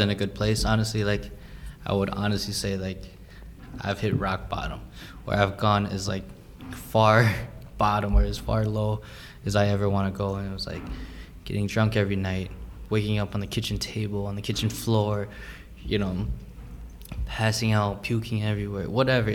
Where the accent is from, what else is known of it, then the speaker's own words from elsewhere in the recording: Minnesota, United States; growing up in Minnesota or in the United States